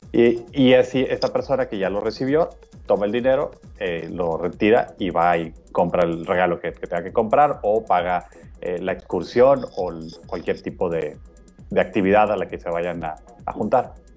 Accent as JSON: {"language": "Spanish", "country": "Mexico", "said": "nosotros como mexicanos y como latinoamericanos"}